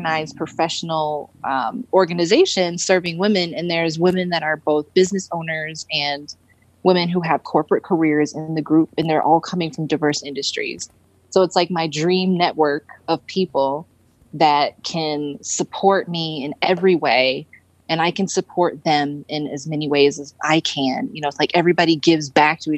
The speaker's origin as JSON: {"language": "English", "town": "Detroit", "region": "Michigan", "country": "United States", "moved": "as an adult", "lives_now": "Denver, United States", "said": "we're from Detroit. So it was freezing there"}